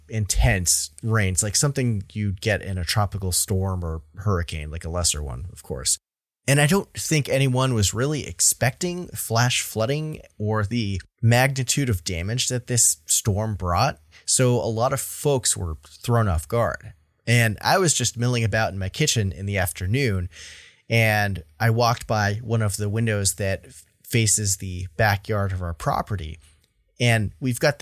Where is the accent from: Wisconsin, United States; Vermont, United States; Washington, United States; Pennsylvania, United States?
Vermont, United States; my home state of Vermont